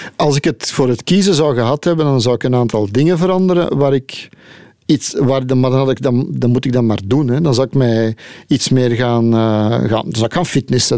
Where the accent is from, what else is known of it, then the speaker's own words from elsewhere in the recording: Leuven, Flanders, Belgium; ik ben van Leuven, dus ik ben thuis in Leuven